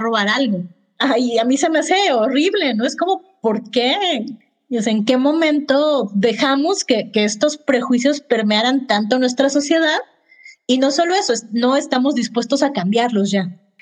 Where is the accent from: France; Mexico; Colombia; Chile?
Mexico; Yo, por ejemplo, como mexicana